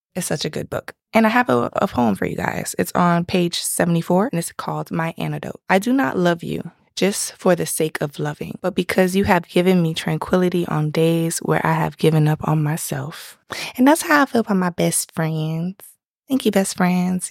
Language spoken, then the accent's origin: English; Miami, Florida, United States; I'm from Miami, South Florida